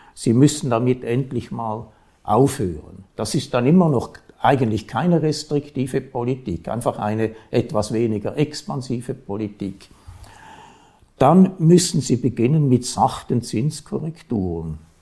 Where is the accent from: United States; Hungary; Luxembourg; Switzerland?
Switzerland; bei uns